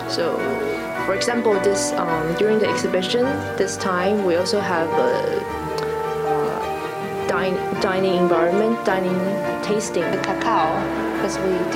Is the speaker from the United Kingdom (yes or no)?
no; Taiwan; even I'm from Taiwan.